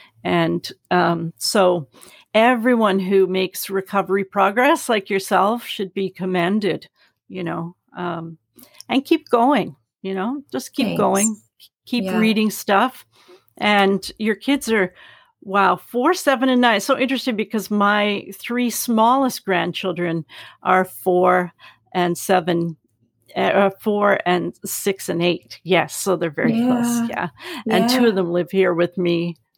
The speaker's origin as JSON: {"language": "English", "country": "Canada", "said": "I remember learning American history, you know, and just I loved it because we always learned Canadian history from, you know, and we're such, I don't know, sort of humble, pacifistic kind of people."}